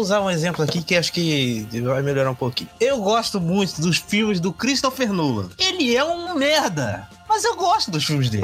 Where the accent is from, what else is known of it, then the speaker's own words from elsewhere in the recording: Brazil; eu sou brasileiro, moro no Brasil